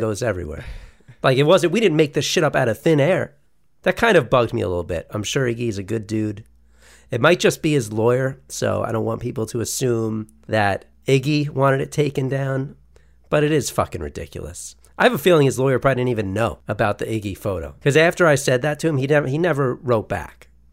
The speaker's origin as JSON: {"language": "English", "country": "United States", "said": "we're American"}